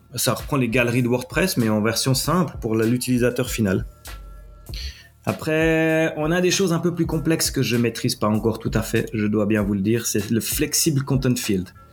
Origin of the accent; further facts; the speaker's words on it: Switzerland; accent: Swiss; je suis basé en Suisse, vous l'aurez entendu à mon accent